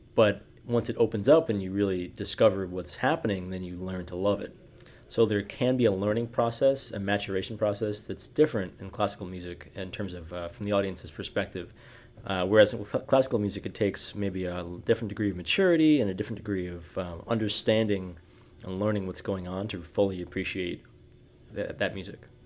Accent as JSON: {"language": "English", "town": "New York City", "region": "New York", "country": "United States", "moved": "yes", "said": "I'm a violist from New York City or, originally"}